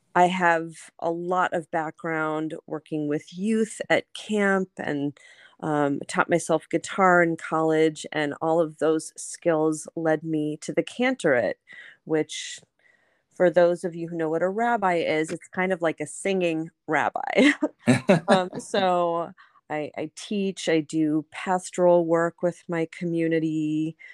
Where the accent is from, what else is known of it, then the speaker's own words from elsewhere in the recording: Los Angeles, California, United States; I grew up in Los Angeles, um, at a Reconstructionist congregation in Pacific Palisades